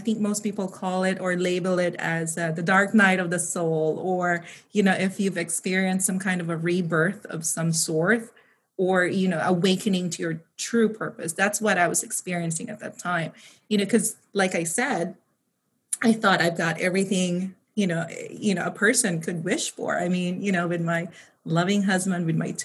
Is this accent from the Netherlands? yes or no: no; Philippines; moved away as an adult; also born or lived in United States; now in California, United States; I was born and raised in the Philippines. So I spent half of my life there and I pretty much grew up in poverty.